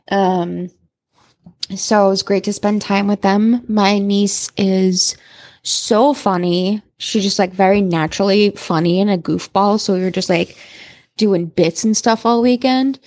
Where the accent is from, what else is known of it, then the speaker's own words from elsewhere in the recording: Salem, Massachusetts, United States; I grew up in Salem. We, uh, at Salem, Mass.